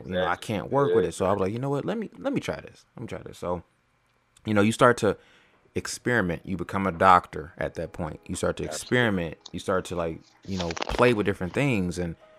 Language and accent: English; California, United States; now in Atlanta, United States; I'm originally from California, but almost about half my life I spent in Atlanta.